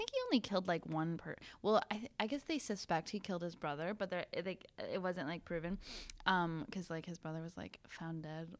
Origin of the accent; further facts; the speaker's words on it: northern Wisconsin, United States; moved away; Because I'm from northern Wisconsin